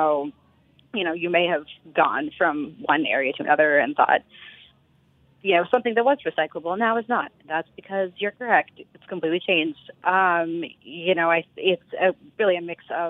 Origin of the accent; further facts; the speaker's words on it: Austin, Texas, United States; I grew up in Texas in Austin